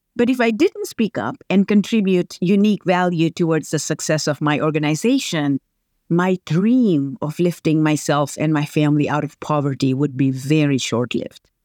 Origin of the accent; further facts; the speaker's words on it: Tanzania; moved away; I grew up, very humble beginnings in Tanzania